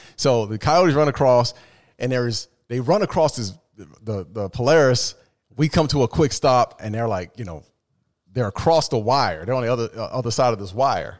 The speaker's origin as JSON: {"language": "English", "area": "the West", "region": "Arizona", "country": "United States", "said": "I'm from the West. You know, I'm in Arizona."}